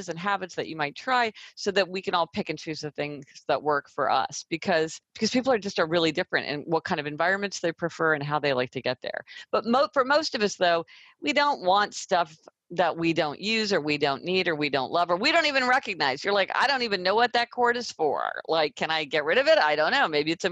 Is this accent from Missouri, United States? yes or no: yes; Kansas City, Missouri, United States; now in New York City, United States; I'm from Kansas City, Missouri, so I spend a couple of weeks in my hometown